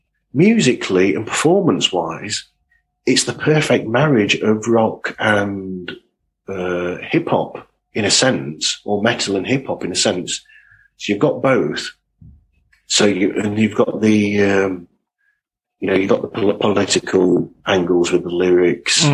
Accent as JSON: {"language": "English", "region": "England", "country": "United Kingdom", "said": "I'm a Brit"}